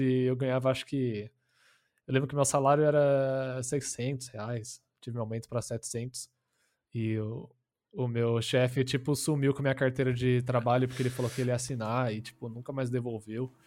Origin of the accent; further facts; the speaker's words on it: Brazil; Portuguese is a second language; also born or lived in United States; Eu sou estadunidense, para não falar americano, né? E, mas eu moro aqui minha vida inteira. Eu vim